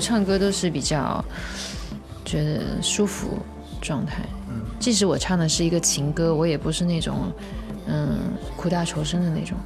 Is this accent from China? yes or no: yes; Shanghai, China; 因为我在上海，我也是上海人